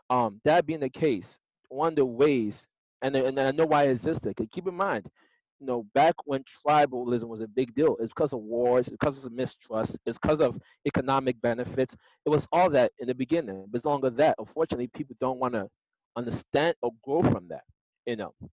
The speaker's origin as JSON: {"language": "English", "country": "Nigeria", "said": "So like now, as a Nigerian, there are certain things that my mom, my mom would want me to marry a Nigerian, right?"}